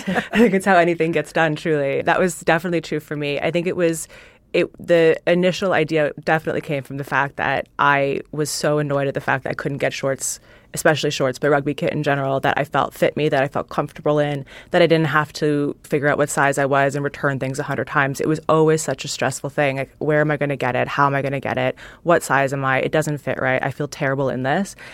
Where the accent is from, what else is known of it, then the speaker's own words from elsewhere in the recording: Canada; moved away; I grew up in Canada, hockey's, like, what everybody's supposed to play